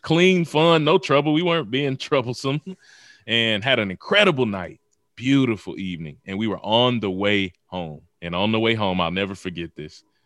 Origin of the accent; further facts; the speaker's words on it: Mississippi, United States; also born or lived in Memphis, Tennessee; I was born in Memphis, Tennessee, raised in Mississippi